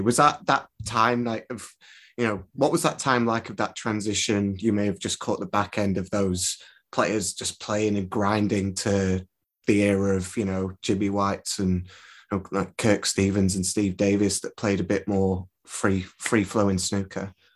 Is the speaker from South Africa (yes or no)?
no; Preston, North West England, United Kingdom; I'm from Preston